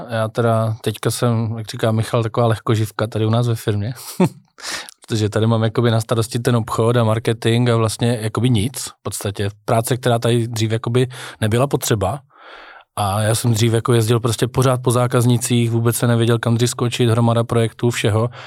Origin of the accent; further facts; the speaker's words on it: Czechia; my dneska tady máme jako Češi